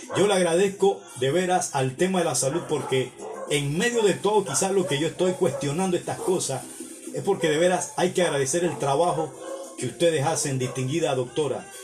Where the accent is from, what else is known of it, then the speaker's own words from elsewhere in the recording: Panama; mis conciudadanos panameños